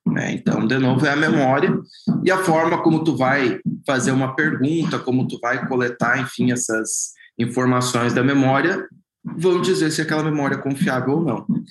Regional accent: Brazil

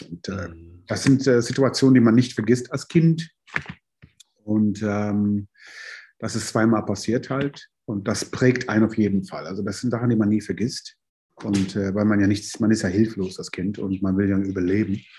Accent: New York, United States; also born or lived in London; now in Germany; Ich bin ja, ähm, in London geboren, in New York aufgewachsen und seit äh, 86 in Deutschland und habe schon in diverse Städte in Deutschland auch gewohnt

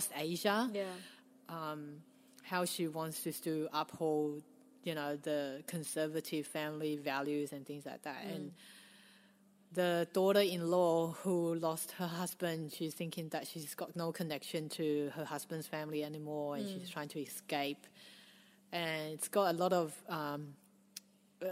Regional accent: Australia; growing up in Australia

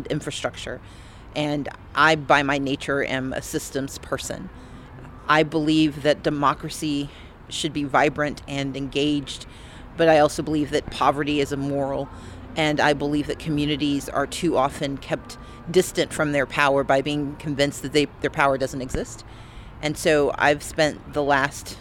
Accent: United States; I am an American

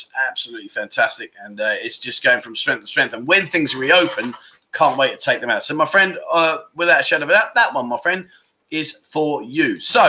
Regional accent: England, United Kingdom; now in Pattaya, Thailand; as an Englishman, I relate to having the local inn.

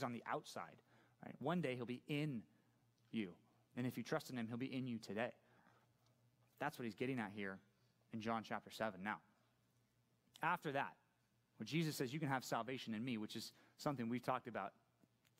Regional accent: Laguna Hills, California, United States; also born or lived in San Clemente / Aliso Viejo; Grew up in Laguna Hills

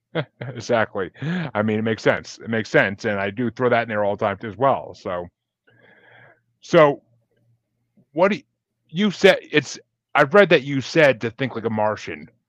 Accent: Kingston, New York, United States; moved away as an adult; now in Massachusetts, United States; Kingston, New York originally. Lived there for okay. 25, 26 years.

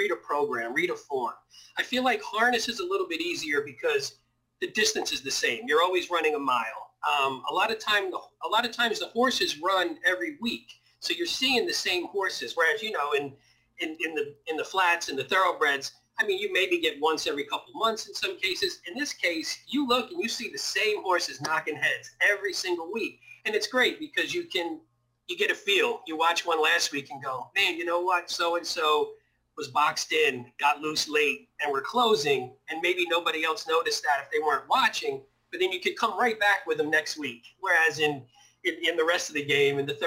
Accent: North New Jersey, United States; I grew up in North Jersey. So I grew up in North New Jersey

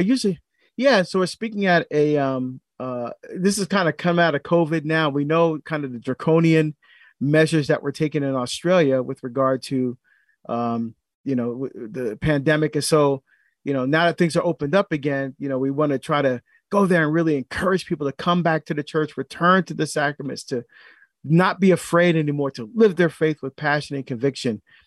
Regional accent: New Jersey, United States; now in Portland, Oregon, United States; my home state

